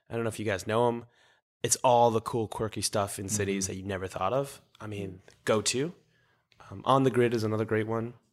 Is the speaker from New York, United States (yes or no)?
yes; New York, United States; also born or lived in Israel; me from israel to new york at nine months